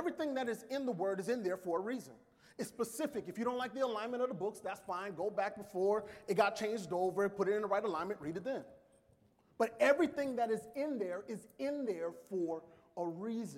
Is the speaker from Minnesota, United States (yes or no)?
no; New Orleans, Louisiana, United States; I am from New Orleans.